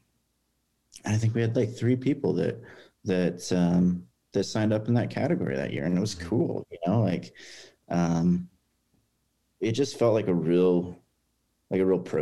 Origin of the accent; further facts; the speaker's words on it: Lebanon, Oregon, United States; I grew up in Lebanon and graduated high school from there